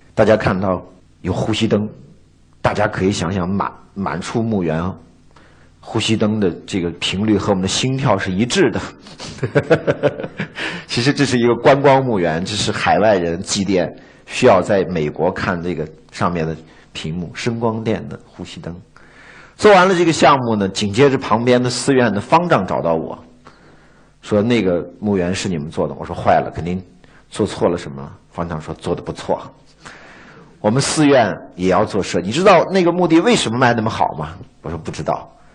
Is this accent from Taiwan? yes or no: no; China; 而我们中国人呢？我们中国人内观